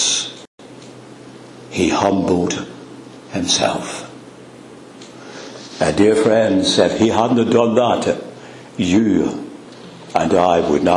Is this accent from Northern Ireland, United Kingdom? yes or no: yes; Northern Ireland, United Kingdom; I'm from Northern Ireland